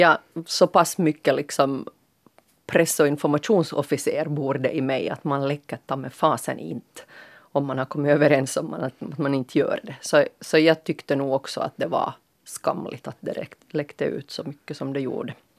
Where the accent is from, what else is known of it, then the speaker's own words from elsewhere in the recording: Finland; som finlandssvensk aktiv medborgare